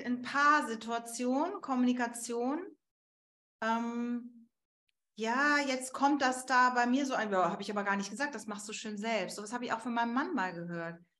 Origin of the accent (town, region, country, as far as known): Germany